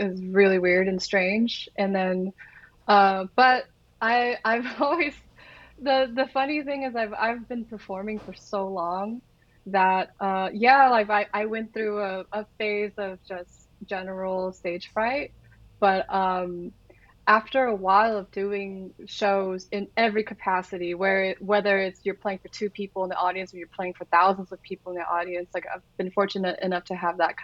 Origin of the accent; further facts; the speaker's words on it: Orange County, California, United States; I am from Orange County